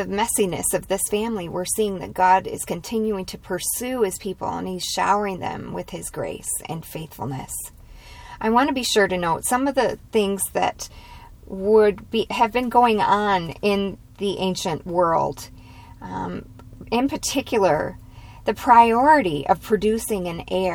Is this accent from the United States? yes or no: yes; United States; as American women